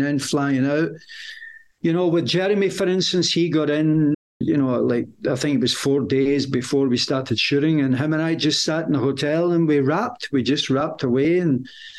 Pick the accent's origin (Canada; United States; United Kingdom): United Kingdom; I'm British